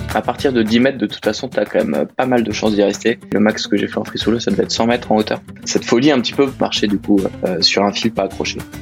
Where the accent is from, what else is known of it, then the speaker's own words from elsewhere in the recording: Annecy, Auvergne-Rhône-Alpes, France; j'habite à Annecy, je suis à peu près là depuis toujours